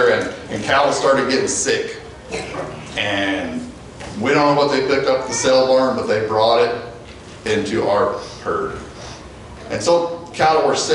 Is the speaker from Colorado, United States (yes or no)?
yes; Ault, Colorado, United States; I'm from Alt, Colorado